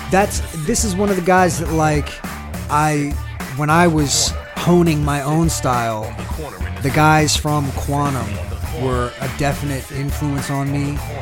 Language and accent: English; East Coast, United States; now in New Orleans, United States; I grew up on the East Coast